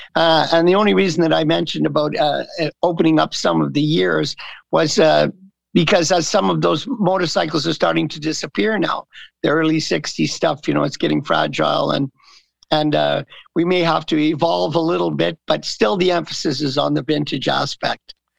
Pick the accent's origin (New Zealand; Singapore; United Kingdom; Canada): Canada; the East, Eastern Canada; moved away as an adult; also born or lived in California; I grew up in the East. I've been here since 1980